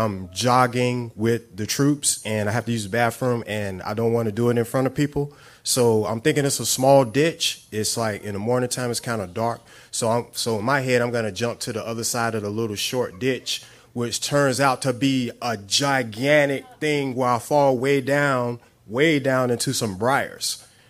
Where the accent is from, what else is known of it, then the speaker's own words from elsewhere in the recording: New Orleans, Louisiana, United States; now in Dallas, United States; I come from New Orleans. I put everything in my car and everything because I'm a Cowboy fan. And I was like, you know what? I'm going there, and I'm hoping God going to let me stay in Dallas.